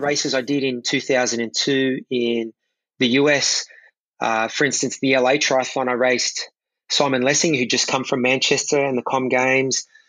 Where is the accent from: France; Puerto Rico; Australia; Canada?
Australia; Sydney, New South Wales; watching the Sydney Olympics in my hometown